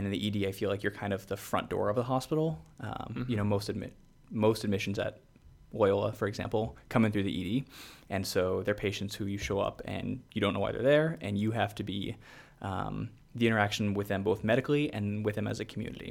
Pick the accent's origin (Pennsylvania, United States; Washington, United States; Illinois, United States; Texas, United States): Washington, United States; Seattle; also born or lived in Pacific Northwest; I was born in Seattle, kind of lived like along the Pacific Northwest